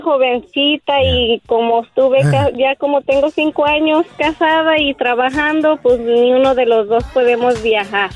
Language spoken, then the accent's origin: Spanish; Mexico; De Maya, soy mexicana